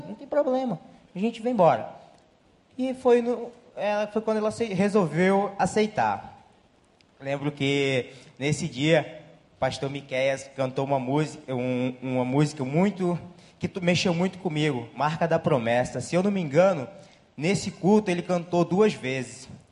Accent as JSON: {"language": "Portuguese", "region": "Roraima", "country": "Brazil", "moved": "as an adult", "lives_now": "Rio de Janeiro, Brazil", "said": "a gente não é do Rio, é, a gente é de Roraima"}